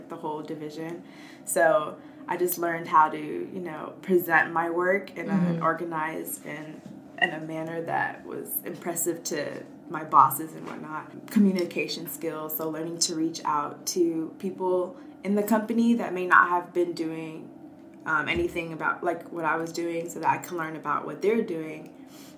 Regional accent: Atlanta, Georgia, United States; I'm from Atlanta, Georgia

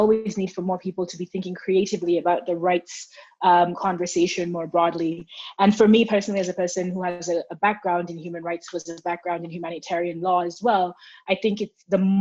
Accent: Kenya; I'm a Kenyan

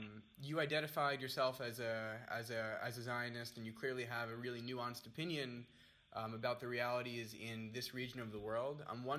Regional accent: United States; I am American as well.

